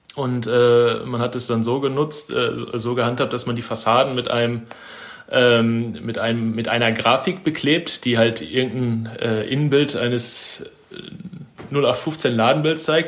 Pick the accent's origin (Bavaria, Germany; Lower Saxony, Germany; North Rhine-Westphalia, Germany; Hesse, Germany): North Rhine-Westphalia, Germany; Bochum; ich arbeite quasi da, wo ich aufgewachsen bin mittlerweile